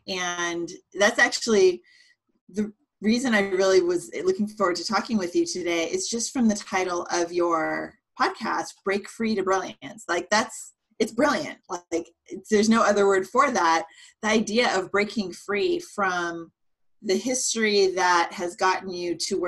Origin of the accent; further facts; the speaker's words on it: San Jose, California, United States; also born or lived in Cupertino, California; now in Santa Cruz, United States; I grew up in Silicon Valley, so San Jose, Cupertino area